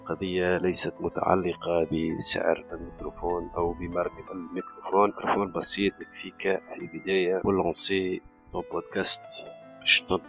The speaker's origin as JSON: {"language": "Arabic", "country": "Tunisia", "said": "عندنا في تونس"}